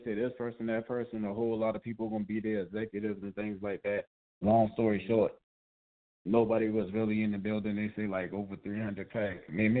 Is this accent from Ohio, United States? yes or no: no; South Carolina, United States; moved away; I remember I came to Atlanta, you know, I was from South Carolina.